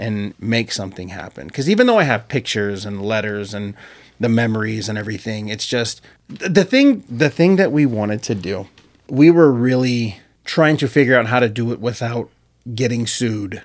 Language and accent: English; Marietta, Georgia, United States